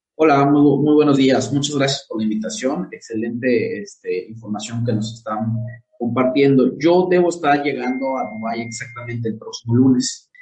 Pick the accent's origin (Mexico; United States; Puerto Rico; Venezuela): Mexico; Yucatán; Del estado de Yucatán, en el ah, sur de México